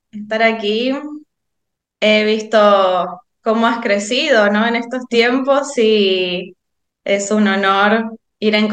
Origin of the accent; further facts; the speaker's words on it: Argentina; Como verán, soy argentina.